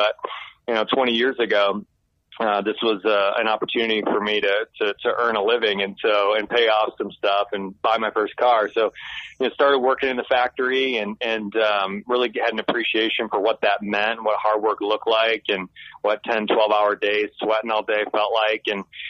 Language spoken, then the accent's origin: English; Michigan, United States; now in Nashville, United States; So I'm actually from Michigan.